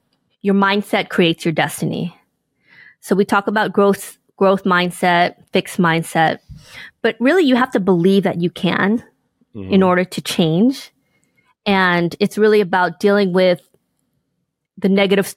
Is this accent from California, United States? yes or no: yes; Inglewood, California, United States; growing up in Inglewood, California, in poverty